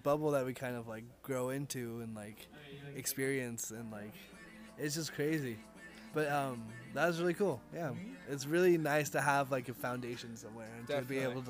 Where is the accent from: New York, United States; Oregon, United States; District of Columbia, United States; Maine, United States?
Oregon, United States; born or raised there; also born or lived in California